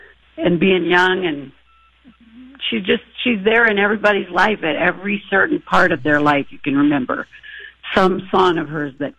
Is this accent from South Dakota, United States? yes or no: no; Iowa, United States; I remember growing up in Iowa, and we lived out way out in the country